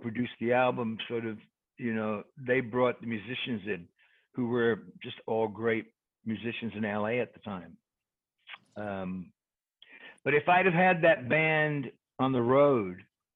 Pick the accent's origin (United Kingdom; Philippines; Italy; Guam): United Kingdom; England; I'm English.